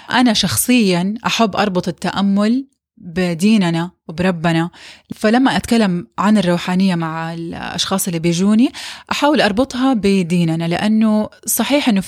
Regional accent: Saudi Arabia; مثلا عندنا في السعوديه نقص كبير من الفيتامين دي

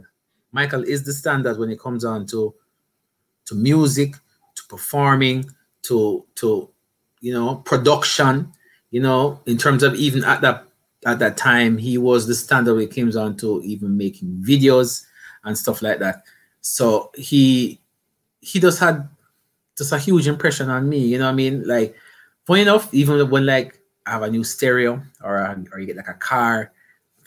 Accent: Portmore, Saint Catherine, Jamaica; I grew up in Portmore, in that St. Catherine in Jamaica, like right next to the capital, I guess, Kingston

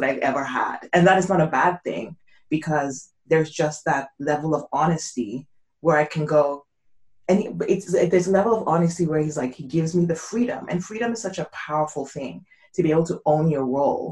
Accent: Nigeria; I grew up probably in Nigeria

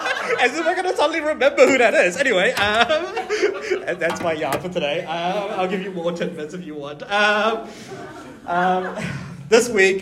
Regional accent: Auckland, New Zealand; also born or lived in Malaysia; I was born in Auckland. Then my family moved back to Malaysia when I was 3, and then we moved back here when I was 13, and I cried every day for my first year of being here in high school.

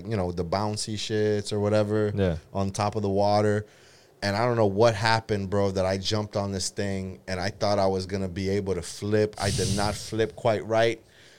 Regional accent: Brazil; I'm from Brazil, but I'm from the coast.

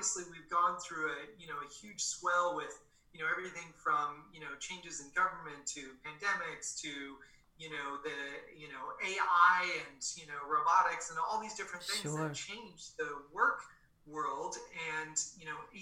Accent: Boston, Massachusetts, United States; I was born in Boston, Massachusetts, a couple blocks from Fenway Park.

